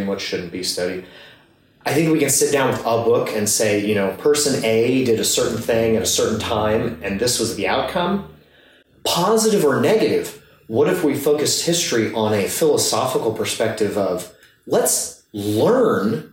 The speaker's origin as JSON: {"language": "English", "region": "Midwest", "country": "United States", "tie": "born or raised there", "moved": "yes", "said": "I grew up in the Midwest"}